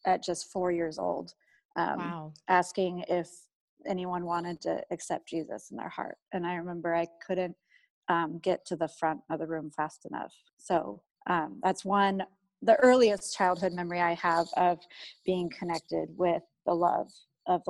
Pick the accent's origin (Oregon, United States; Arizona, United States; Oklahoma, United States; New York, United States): Oregon, United States; Eugene; I was raised in Eugene, Oregon. I've lived here my whole life